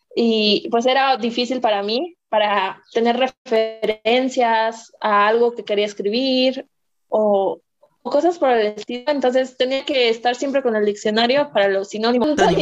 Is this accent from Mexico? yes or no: yes; Mexico; soy mexicana